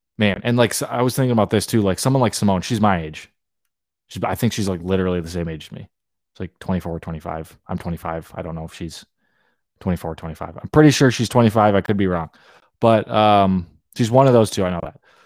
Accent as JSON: {"language": "English", "region": "Hawaii", "country": "United States", "tie": "born or raised there", "said": "I grew up in Hawaii"}